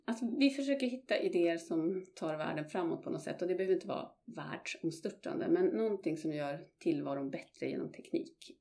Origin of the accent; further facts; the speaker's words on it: Malmberget, Norrbotten County, Sweden; moved away as an adult; also born or lived in London; jag är född och uppvuxen i, i Malmberget i norraste Sverige